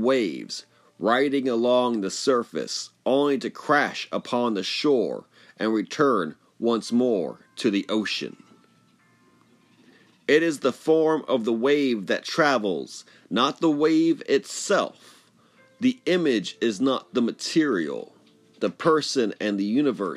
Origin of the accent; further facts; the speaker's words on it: United States; As an American, as a Westerner, as a modern man.